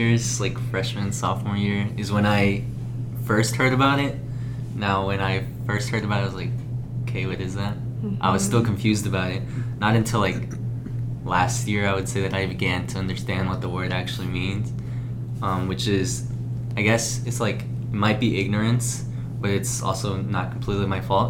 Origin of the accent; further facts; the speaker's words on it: Mexico; they're mostly asking me, like, where are you from or where's your family from? So I just say Mexican. Mm-hmm. I'm proud of it.